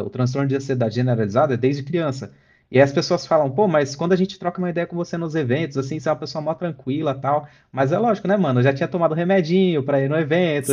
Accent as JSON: {"language": "Portuguese", "town": "São Bernardo do Campo", "region": "São Paulo", "country": "Brazil", "said": "lá em São Bernardo, de onde eu sou"}